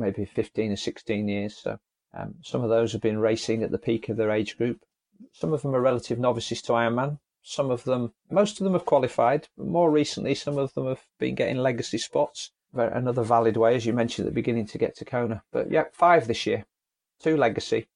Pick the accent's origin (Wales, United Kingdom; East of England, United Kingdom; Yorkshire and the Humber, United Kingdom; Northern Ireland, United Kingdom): Yorkshire and the Humber, United Kingdom; Leeds; I'm from Leeds in Yorkshire